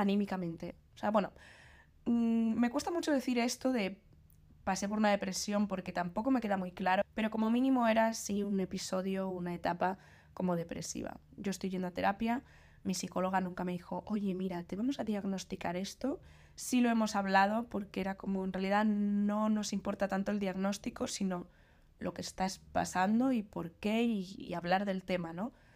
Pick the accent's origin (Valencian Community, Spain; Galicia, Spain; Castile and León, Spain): Galicia, Spain; moved away as an adult; also born or lived in Madrid; now in Santander, Spain; mi pueblo, en Galicia